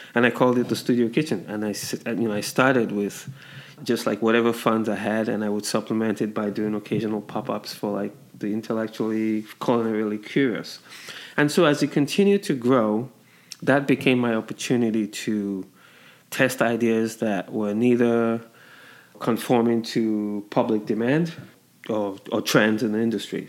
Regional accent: Nigeria; moved away; also born or lived in England; I grew up in Nigeria and uh, spent some time in England.

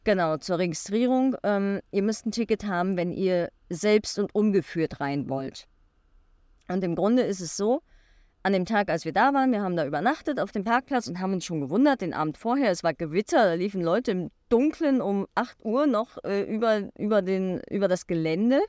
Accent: Germany; als Deutscher

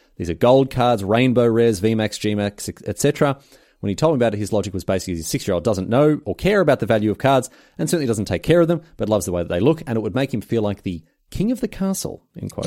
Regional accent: Australia; in Australia we call 'em garage sales

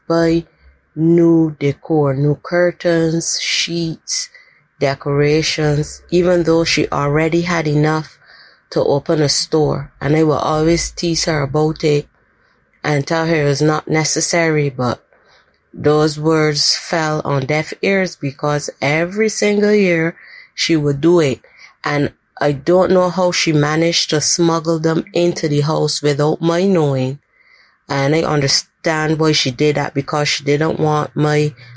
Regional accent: Barbados; I'm from Barbados.

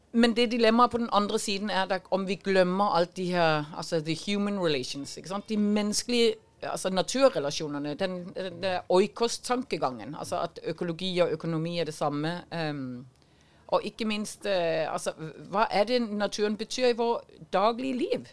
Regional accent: Denmark; accent: Danish; now in Norway; Jeg er dansk, som du hører

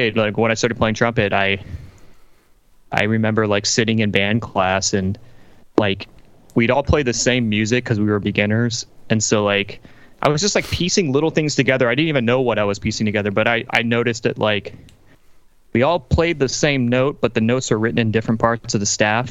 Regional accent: Louisiana, United States; I grew up in Louisiana, southern United States, in the kind of the Cajun part of the state.

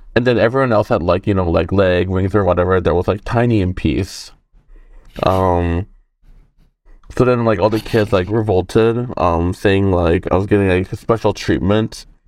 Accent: South Korea; moved away; growing up in Korea, I think I was, like, in second or first grade.

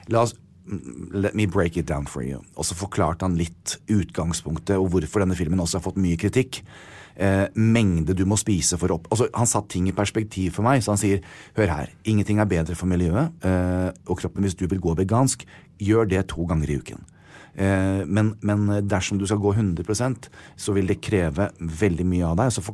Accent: United States; now in Norway; Jeg er veldig skolert til det. Jeg kommer fra USA.

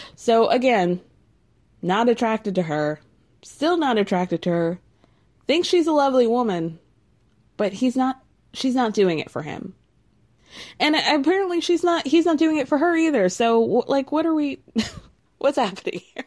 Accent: Midwest, United States; I grew up in the Midwest

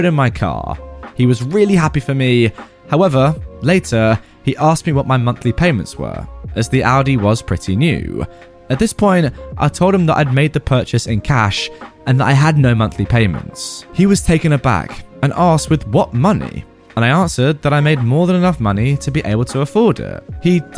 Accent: England, United Kingdom; I'd always say I'm English. I've lived in England my entire life

